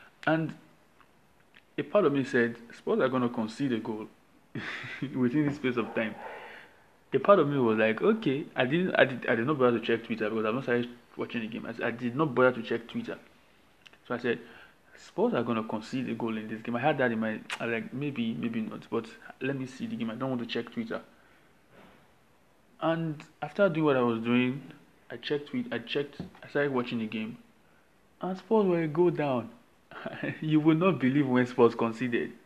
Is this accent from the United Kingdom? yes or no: no; Nigeria; I am the Nigerian sports fan